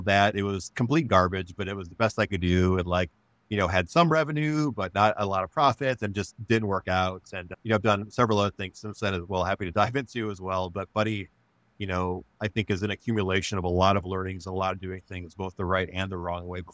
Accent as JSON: {"language": "English", "town": "Monroe", "region": "Wisconsin", "country": "United States", "tie": "born or raised there", "moved": "yes", "lives_now": "Grand Rapids, United States", "said": "I grew up in Wisconsin on a dairy farm in the southern part of the state."}